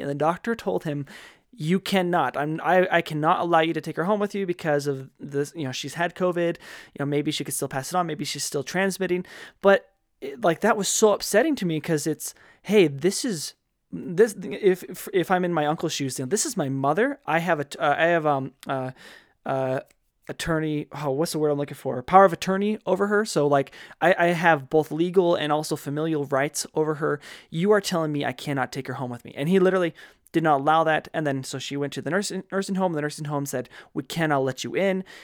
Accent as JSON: {"language": "English", "region": "Wyoming", "country": "United States", "tie": "born or raised there", "moved": "yes", "said": "I'm from Wyoming, right? Graduated high school from there"}